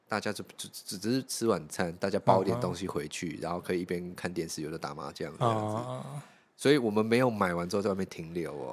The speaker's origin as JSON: {"language": "Chinese", "region": "Penghu County", "country": "Taiwan", "tie": "born or raised there", "said": "我小时候在澎湖长大了"}